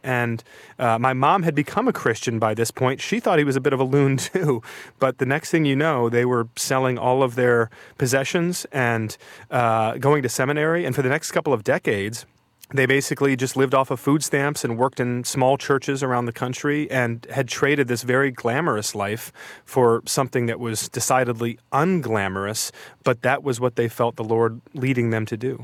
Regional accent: outside of Detroit, Michigan, United States; My hometown is at the intersection of two highways, uh, outside of Detroit.

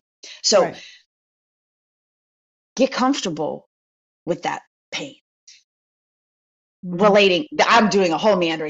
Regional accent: United States; I'm American

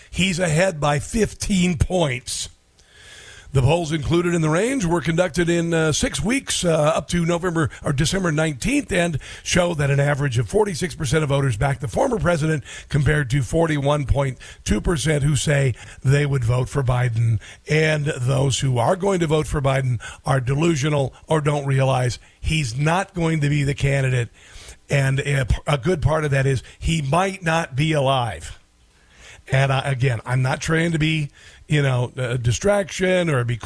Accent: Iowa, United States; I grew up in Iowa, and we grew up with limited means when I was a kid

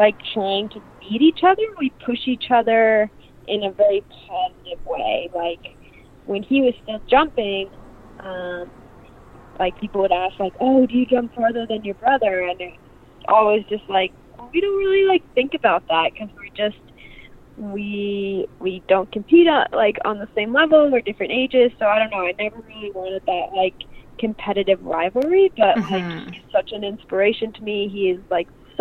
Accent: Park City, Utah, United States; I was born in Park City, which my parents got here in the 90s, and they just really loved the West. They grew up in the East, but wanted to raise my brother and I out here

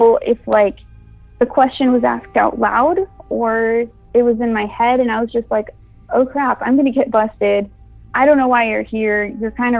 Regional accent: Brownsville, Texas, United States; moved away as an adult; now in Austin, United States; I'm originally from Brownsville, Texas

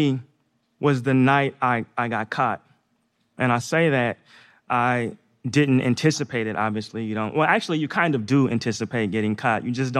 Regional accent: Northeast, United States; So I grew up in the Northeast. I played basketball just like all the other kids when I was young.

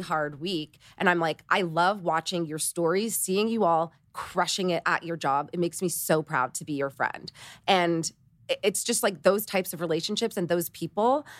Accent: Toronto, Ontario, Canada; moved away; I'm Canadian, I'm from Toronto, my three best friends still live in Toronto, and they're my high school besties

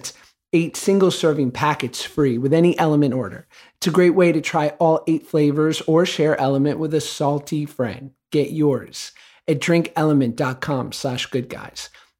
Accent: Cleveland, Ohio, United States; from Cleveland, and I live just more of a normal life.

